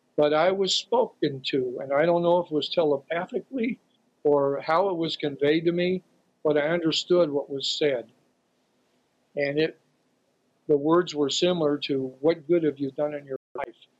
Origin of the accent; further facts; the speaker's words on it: Santa Cruz, California, United States; Santa Cruz twice, my hometown.